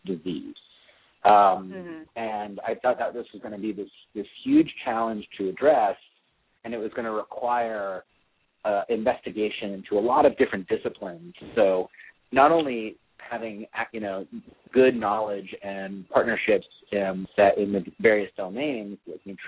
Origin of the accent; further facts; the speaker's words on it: the Bay Area, California, United States; also born or lived in Florida / Europe; I grew up in the Bay Area, but I moved to the city in the early 90s